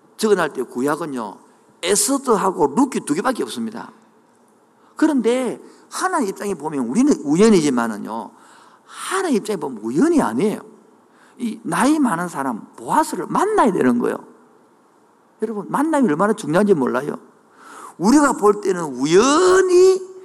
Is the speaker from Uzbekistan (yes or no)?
no; Changwon, South Gyeongsang, South Korea; moved away; 그 고향이 창원의 마금산 온천이 있는 동네인데